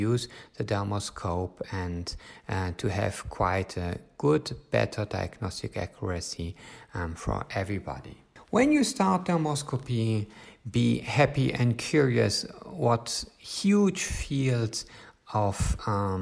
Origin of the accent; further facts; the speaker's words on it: Germany; from Germany